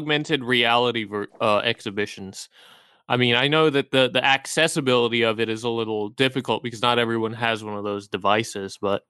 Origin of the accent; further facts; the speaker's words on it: San Diego, California, United States; now in Baltimore, United States; I grew up actually in San Diego, a couple hours from LA.